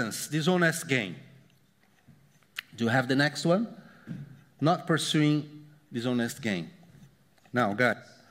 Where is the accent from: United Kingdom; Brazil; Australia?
Brazil; moved away; I came from Brazil